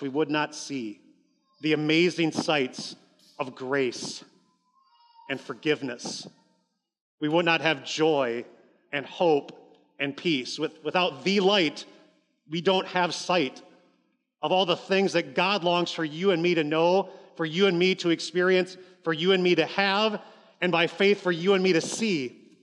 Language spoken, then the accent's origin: English; Columbus, Ohio, United States; now in Appleton, United States; I grew up in Columbus, Ohio.